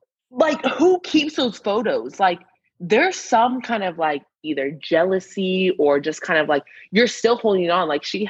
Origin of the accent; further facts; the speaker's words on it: Medford, Oregon, United States; moved away as an adult; also born or lived in South Korea / Virginia / New Mexico; now in Dallas, United States; I'm in good old Dallas, Texas. I'm from Medford, Oregon, small town in Southern Oregon.